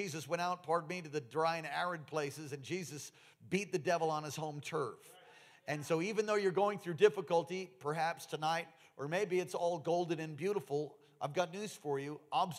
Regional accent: New York, United States; I was born in New York City in St. Vincent's Hospital on 12th Street on the lower east side of Manhattan. And then grew up in Long Island for a period of time.

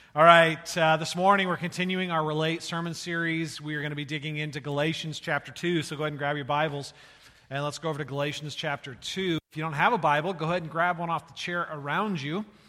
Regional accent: California, United States; moved away as an adult; also born or lived in Iowa; I was raised in California and I went to college in Iowa.

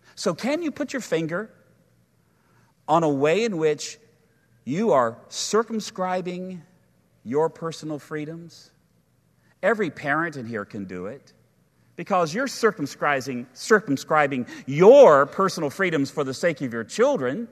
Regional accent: United States; as American people

